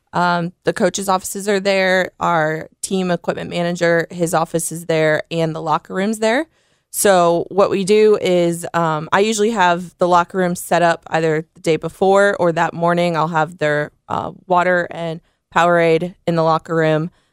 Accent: South Bend, Indiana, United States; moved away as an adult; now in Memphis, United States; I'm originally from South Bend, Indiana.

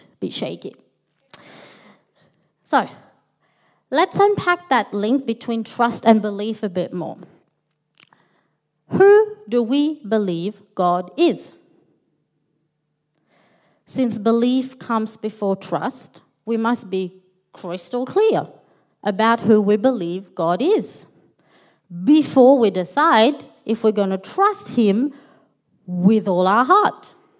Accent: Melbourne, Victoria, Australia; moved away as an adult; now in Sydney, Australia; So Stephen, my husband and I, we are originally from Melbourne. We're pretty new to Sydney.

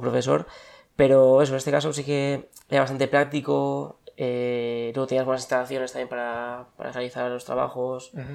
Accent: Bilbao, Basque Country, Spain; moved away as an adult; also born or lived in Madrid; nací en Bilbao y aquí estoy. Aunque estuve una temporada afuera.

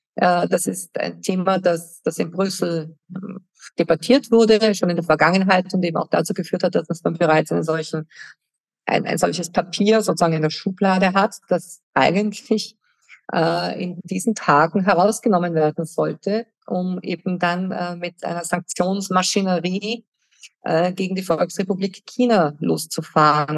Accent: Germany; moved away; ich habe als Kind in Deutschland gelebt und ich habe die Friedensbewegung als Teenager mitbekommen

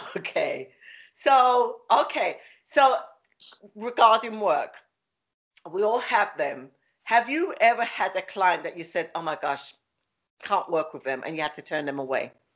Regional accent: London, United Kingdom; accent: London; now in Philadelphia, United States; My accent is from London, but I live in the, um, Philly

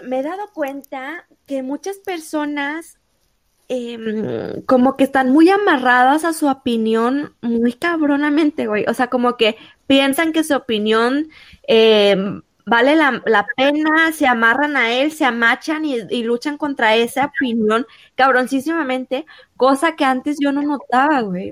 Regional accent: Mexico; uno como mexicano

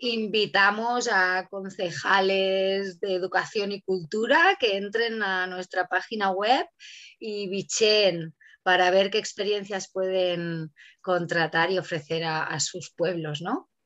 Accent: Catalonia, Spain; moved away; Yo que vengo de Cataluña, ahí ya compostábamos hace 15 años

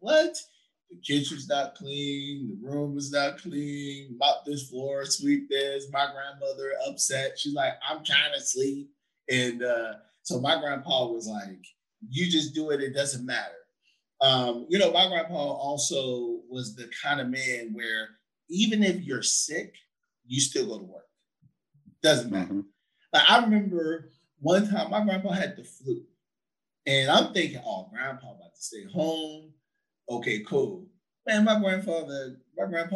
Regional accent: San Antonio, Texas, United States; at 9 when we moved from Fargo Avenue to Nolan Street, you know, on the east side of San Antonio, Texas

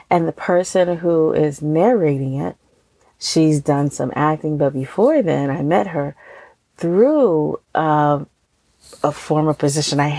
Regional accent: Pennsylvania, United States; here in my home state

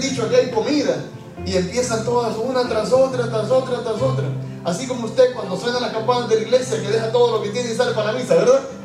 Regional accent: El Salvador; moved away as an adult; also born or lived in Utuado, Puerto Rico; now in Puerto Rico; Hay un santo de mi país, yo soy salvadoreño

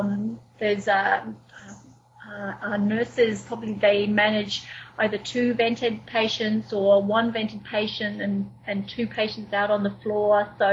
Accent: Wellington, New Zealand; also born or lived in Manchester, United Kingdom / Australia; now in Canada; Well, actually, I was born in Manchester, in the UK. But I carry a New Zealand passport. But I lived in Australia for 7 years before I moved to Canada.

